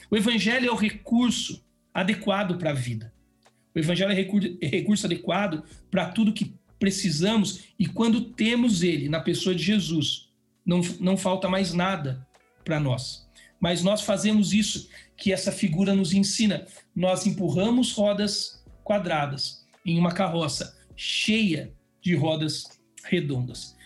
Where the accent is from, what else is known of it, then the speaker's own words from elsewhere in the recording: Vale do Paraíba, São Paulo, Brazil; moved away as an adult; also born or lived in Jacareí; now in Atibaia, Brazil; Vale do Paraíba, eu sou dessa região, sou do Vale do Paraíba, lugar muito legal